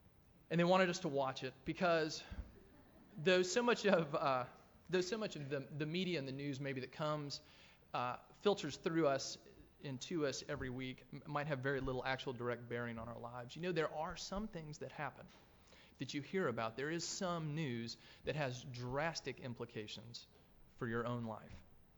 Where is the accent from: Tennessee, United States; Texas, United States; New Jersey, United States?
Tennessee, United States; moved away as an adult; also born or lived in North Carolina; I grew up in Tennessee where my family lives. We're completely landlocked, yet here their oldest child now lived in North Carolina